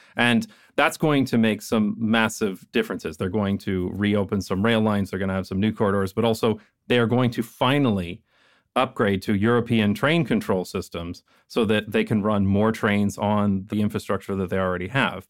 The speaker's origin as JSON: {"language": "English", "country": "Canada", "moved": "yes", "said": "because I am Canadian"}